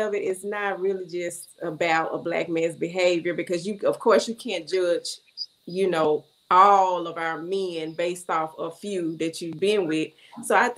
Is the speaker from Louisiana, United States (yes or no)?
yes; Louisiana, United States; we are from Louisiana